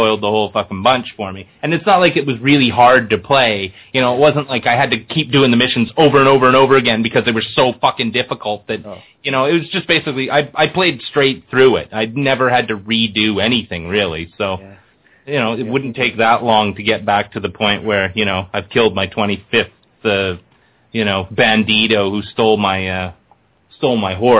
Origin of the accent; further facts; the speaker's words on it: Canada; as a Canadian